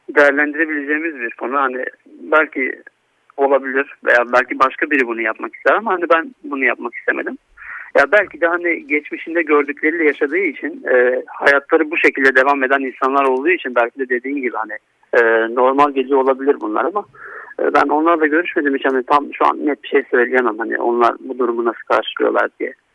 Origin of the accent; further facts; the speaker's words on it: Istanbul, Turkey; moved away as an adult; also born or lived in Antalya; Ben 1989 İstanbul doğumluyum. Ee, ilk ve orta eğitimimi İstanbul'da tamamladıktan sonra